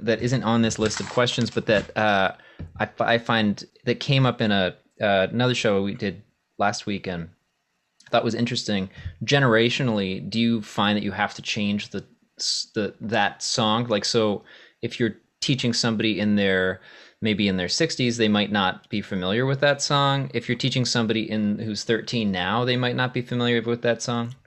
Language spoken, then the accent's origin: English; Maine, United States; I grew up in Maine